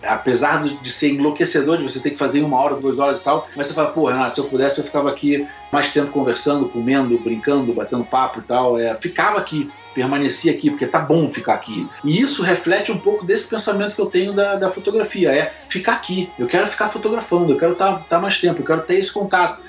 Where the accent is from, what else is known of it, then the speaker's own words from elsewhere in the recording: Rio de Janeiro, Brazil; eu morei no Leblon, né, nasci no Leblon a vida inteira, é um, é um, bairro nobre do Rio, mas que eu jogava bola na rua